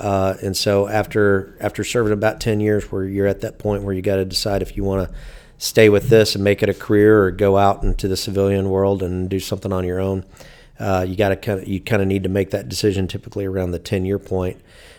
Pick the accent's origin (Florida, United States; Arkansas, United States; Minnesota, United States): Arkansas, United States; Fort Smith; I grew up down in Fort Smith, Arkansas, and had a Air National Guard base in town.